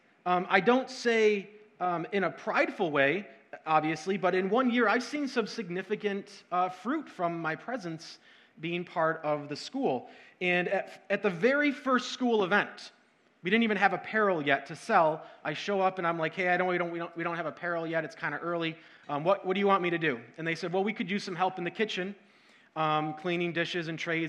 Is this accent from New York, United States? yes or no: yes; Syracuse, New York, United States; also born or lived in Rochester, New York; I grew up in Syracuse, and in 2005, we moved to Rochester